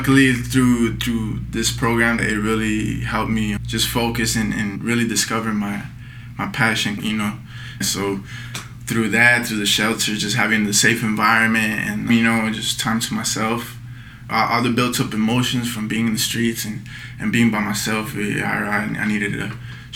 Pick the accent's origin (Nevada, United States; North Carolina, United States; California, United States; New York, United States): California, United States; Northern; now in Los Angeles, United States; I'm from Northern Cali